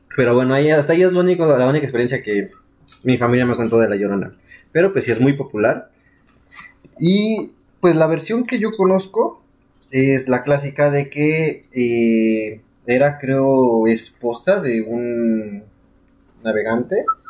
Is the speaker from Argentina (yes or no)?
no; Mexico; Soy un pésimo mexicano